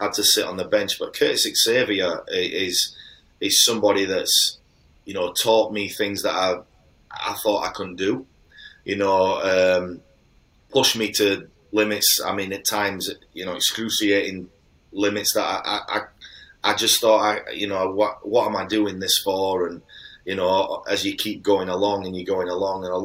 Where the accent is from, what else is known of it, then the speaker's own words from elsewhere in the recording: Halifax, Yorkshire and the Humber, United Kingdom; I'm from Halifax